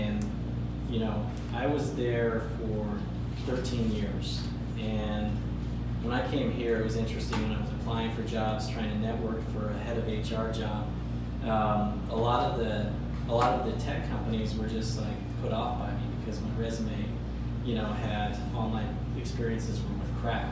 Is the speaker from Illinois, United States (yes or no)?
no; Salt Lake City, Utah, United States; moved away as an adult; also born or lived in Chicago area / Arkansas; I grew up in Salt Lake